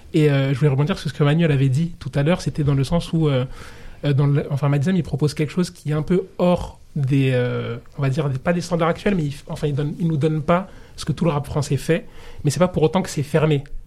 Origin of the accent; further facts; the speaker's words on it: Comoros; je suis comorien